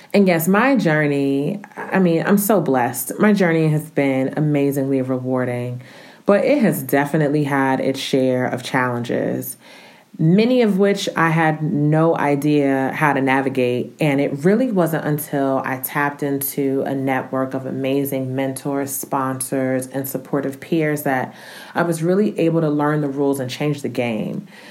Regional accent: Newark, New Jersey, United States; moved away as an adult; also born or lived in Romania; now in Atlanta, United States; I'm originally from Newark, New Jersey

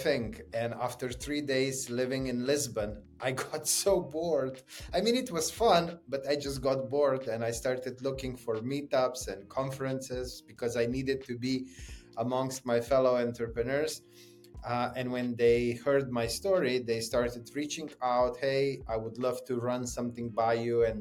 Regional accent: Slovenia; I grew up in Slovenia

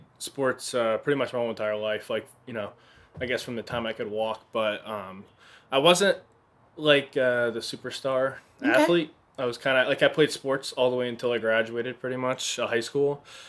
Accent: New Jersey, United States; Yep. Not the city part. I'm from, like, the mountains.

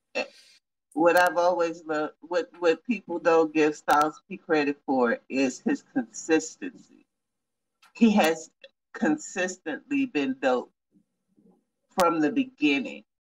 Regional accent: Texas, United States; I'm from Texas

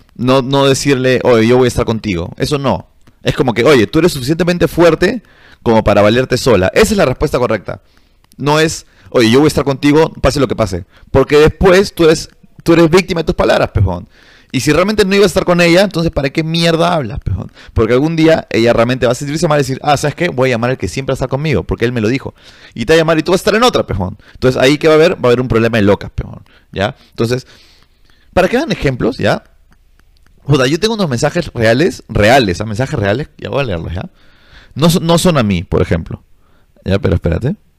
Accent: Peru; yo soy del, del tercer mundo, brother, soy de Perú

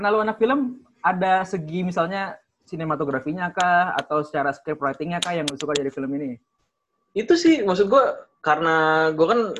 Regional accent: Bekasi, West Java, Indonesia; 11 April tahun 2000, gue lahirnya di Bekasi. Dari lahir gue nggak pernah kemana-mana, tetap di Bekasi terus.

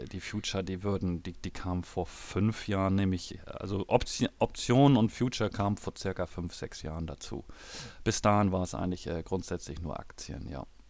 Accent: Hamburg, Germany; ich bin geboren in Hamburg

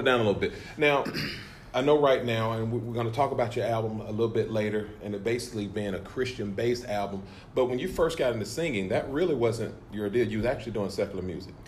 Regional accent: Valley, Alabama, United States; I am originally from Valley, Alabama

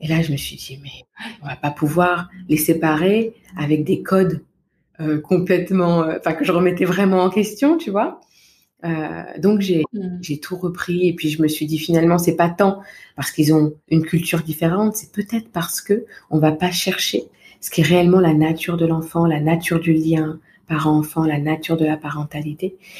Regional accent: Val-de-Marne, Paris region, Île-de-France, France; moved away; je suis originaire de naissance du Val-de-Marne, en région mmh. parisienne, où j'ai passé toute mon enfance, mon adolescence

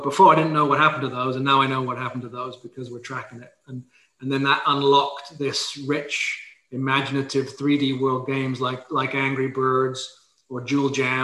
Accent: England, United Kingdom; moved away; I'm from England originally

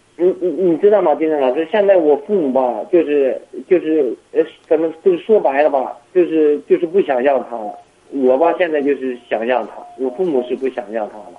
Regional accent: Shijiazhuang, Hebei, China; 我是石家庄的

